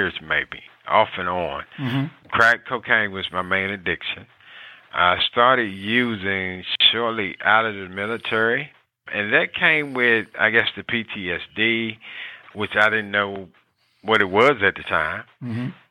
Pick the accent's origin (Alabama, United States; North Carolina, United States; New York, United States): North Carolina, United States; I'm originally from the state of North Carolina.